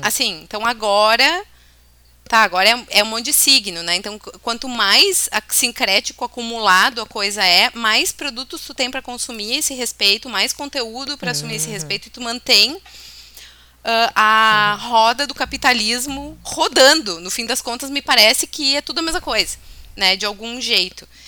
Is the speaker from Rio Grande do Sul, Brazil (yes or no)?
yes; Bento Gonçalves, Rio Grande do Sul, Brazil; E Santo Antônio ainda é padroeiro da minha cidade natal, né? Bento Gonçalves